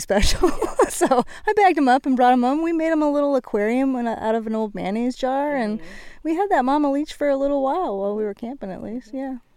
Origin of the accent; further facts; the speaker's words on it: Washington, United States; I'm from Washington, where you know we do a lot of backpacking